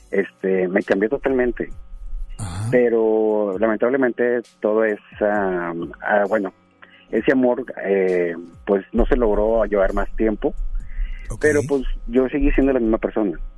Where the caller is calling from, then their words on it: Guadalupe, Nuevo León, Mexico; De Guadalupe, Nuevo León.